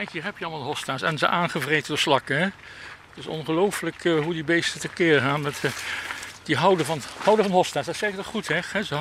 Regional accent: Limburg, Netherlands; Die eh, natuurlijk eh, vooral in mijn jeugd in Limburg zich eh, afspelen.

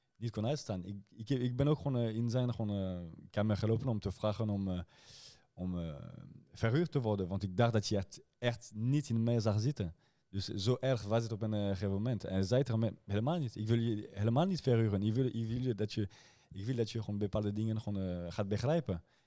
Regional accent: Rotterdam, South Holland, Netherlands; ik ben ook eigenlijk een Rotterdammer

